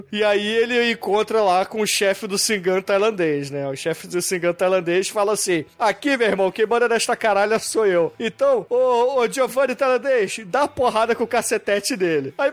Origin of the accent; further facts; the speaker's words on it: United States; Eu sou dos Estados Unidos, eu não tenho jurisprudência não.